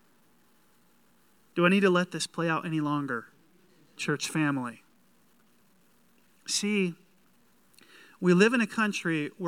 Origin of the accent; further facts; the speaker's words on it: the South, United States; I'm from the South